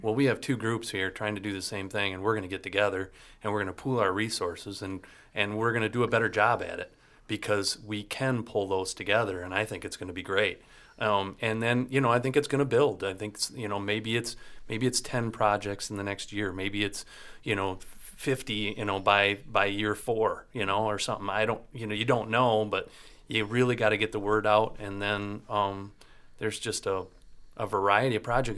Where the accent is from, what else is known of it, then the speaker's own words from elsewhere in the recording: Leelanau County, Michigan, United States; family up in Leonauk County that the excavating company up there and cherry farmers